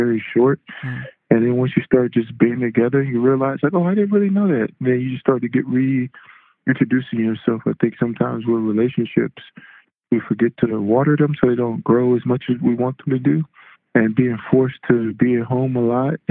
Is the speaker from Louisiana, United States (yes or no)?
yes; Louisiana, United States; moved away; also born or lived in Texas; I'm originally from Louisiana